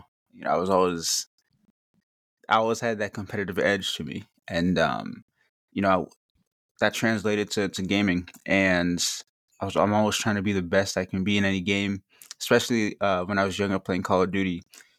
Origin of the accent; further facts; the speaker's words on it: Revere, Massachusetts, United States; I'm from Revere, Massachusetts